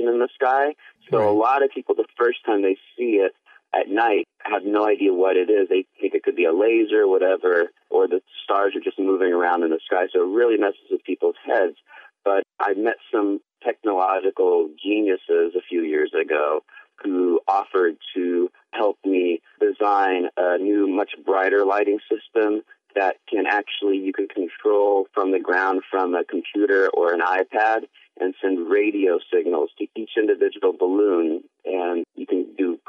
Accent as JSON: {"language": "English", "region": "New York", "country": "United States", "said": "I'm from New York."}